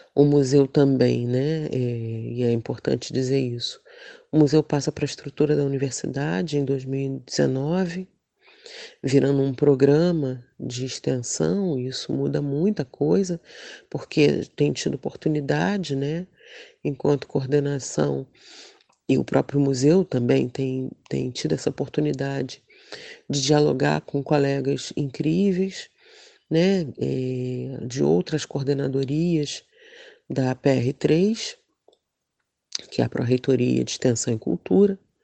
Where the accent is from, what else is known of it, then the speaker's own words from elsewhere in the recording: Rio de Janeiro, Brazil; Madureira, que é um bairro onde eu nasci e passei parte da minha vida